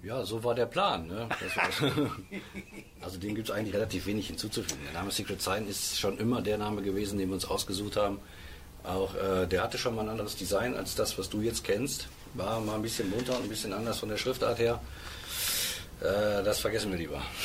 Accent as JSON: {"language": "German", "area": "Ruhr area", "region": "North Rhine-Westphalia", "country": "Germany", "tie": "born or raised there", "said": "Ruhrpott ist, mein, ist meine Heimat"}